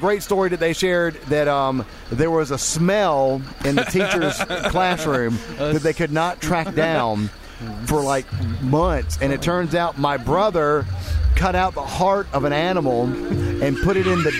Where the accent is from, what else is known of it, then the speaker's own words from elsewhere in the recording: Hartsville, South Carolina, United States; I was born in Byerly Hospital.